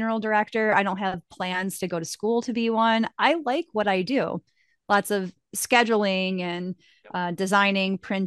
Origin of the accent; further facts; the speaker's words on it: Rochester, New York, United States; now in Buffalo, United States; I grew up in Rochester